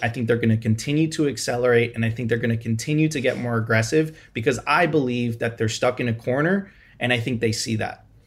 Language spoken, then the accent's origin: English; Venezuela; now in Miami, United States; I'm originally from Venezuela